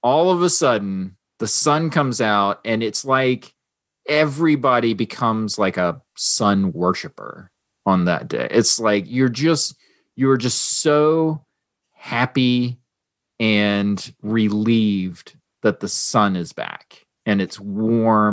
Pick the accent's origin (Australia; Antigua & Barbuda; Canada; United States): United States; North Carolina; now in South Florida, United States; I grew up in North Carolina and we had seasons there, right? I mean, I don't have seasons where I live now. It's perpetually summer in South Florida